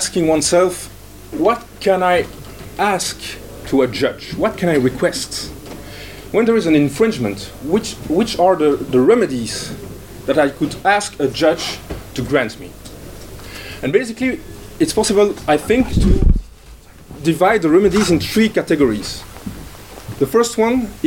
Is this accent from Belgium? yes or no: yes; Brussels, Brussels-Capital Region, Belgium; my hometown, Brussels.